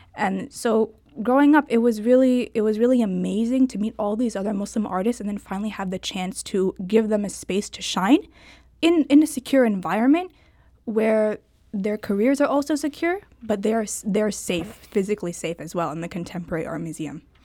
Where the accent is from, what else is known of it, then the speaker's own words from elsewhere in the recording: Ballwin, Missouri, United States; born and raised in Baldwin, Missouri.